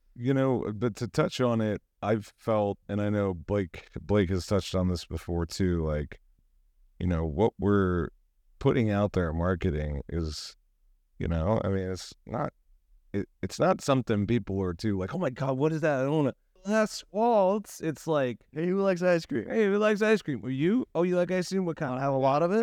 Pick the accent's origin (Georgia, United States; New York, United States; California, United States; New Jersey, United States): California, United States; San Diego; We're from San Diego